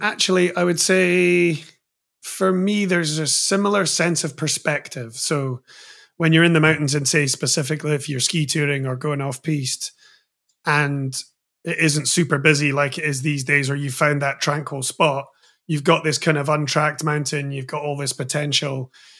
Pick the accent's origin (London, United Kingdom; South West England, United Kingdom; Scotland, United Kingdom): Scotland, United Kingdom; Edinburgh; And you know, growing up in Edinburgh in Scotland at that point, it wasn't that well known that we could surf.